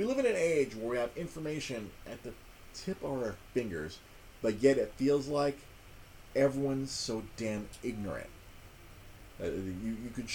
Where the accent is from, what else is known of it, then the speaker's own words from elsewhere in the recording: Los Angeles, California, United States; I grew up watching MASH on Fox 11 here in Los Angeles, California.